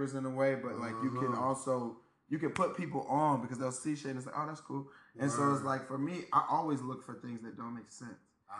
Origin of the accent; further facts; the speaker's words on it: Georgia, United States; I grew up Baptist in Georgia